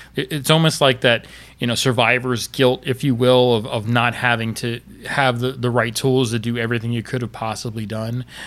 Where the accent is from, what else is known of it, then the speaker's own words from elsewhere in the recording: Florida, United States; I'm from Florida